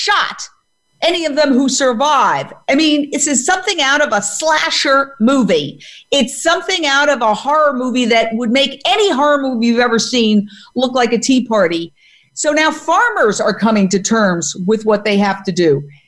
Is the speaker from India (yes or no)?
no; New York City, New York, United States; I was born and raised in Midtown Manhattan